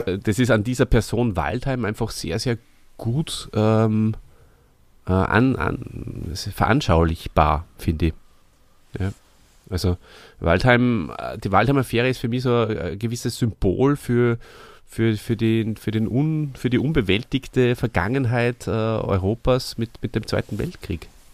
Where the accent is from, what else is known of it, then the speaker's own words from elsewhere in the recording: Hof bei Salzburg, Salzburg, Austria; in Hof bei Salzburg, wo ich aufgewachsen bin und lange Zeit gelebt habe